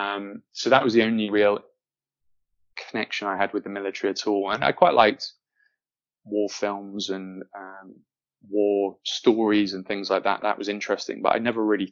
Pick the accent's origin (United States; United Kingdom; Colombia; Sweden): United Kingdom; Manchester, North West England; I grew up in Manchester, had a pretty stable and normal and happy upbringing